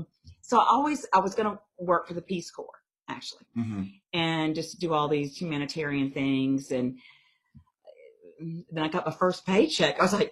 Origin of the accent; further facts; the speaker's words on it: Natchez, Mississippi, United States; moved away as an adult; also born or lived in Louisiana; I'm originally from Natchez, Mississippi, but I went to LSU.